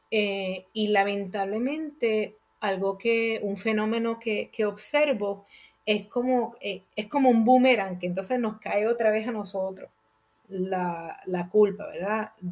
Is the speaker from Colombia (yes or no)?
no; Puerto Rico; now in United States; aquellos que estamos en la, en la diáspora, aquellos que, que emigramos de Puerto Rico hasta acá a los Estados Unidos